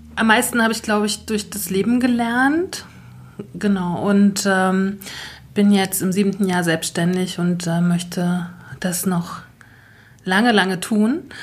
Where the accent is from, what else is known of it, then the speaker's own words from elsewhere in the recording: Northern Germany, Germany; now in Saxony, Germany; bin auch zugezogen, wie wir alle, als Norddeutsche in Sachsen